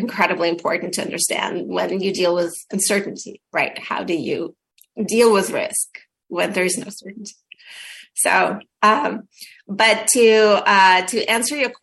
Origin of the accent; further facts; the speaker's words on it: Ukraine; moved away; if you asked me a couple of years ago, I would say that I come from the Soviet Union, but today I say that I'm from Ukraine